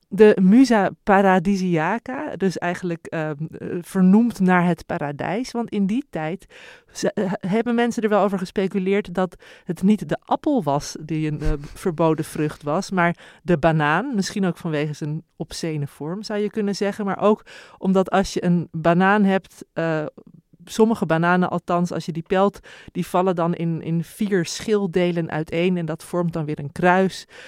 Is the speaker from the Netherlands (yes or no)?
yes; Heemstede, North Holland, Netherlands; ik ben opgegroeid in Heem-, in Heemstede